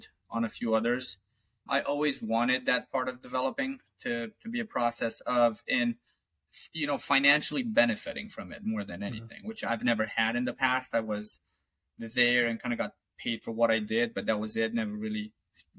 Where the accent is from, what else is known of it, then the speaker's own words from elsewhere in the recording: Romania; moved away as an adult; now in Falmouth, United States; I'm from Romania